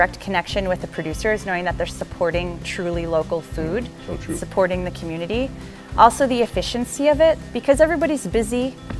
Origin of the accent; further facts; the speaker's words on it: Wisconsin, United States; moved away as an adult; also born or lived in Bronx, New York; I moved to Wisconsin when I was 5 from the Bronx.